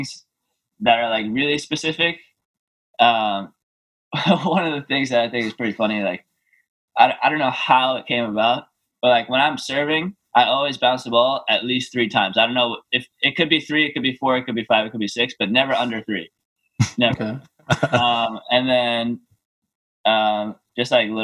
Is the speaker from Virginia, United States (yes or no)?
no; New York, United States; I was born in New York. My parents live there. Just being American